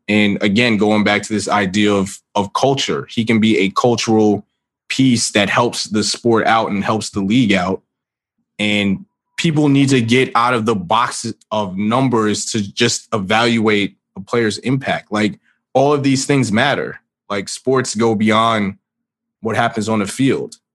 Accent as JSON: {"language": "English", "town": "New York City", "region": "New York", "country": "United States", "tie": "born or raised there", "said": "I grew up in New York. I'm from the Bronx"}